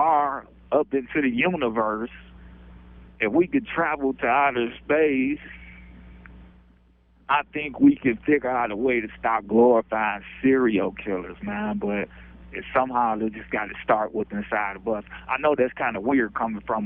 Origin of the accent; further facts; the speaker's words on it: Detroit, Michigan, United States; I'm from Detroit, Michigan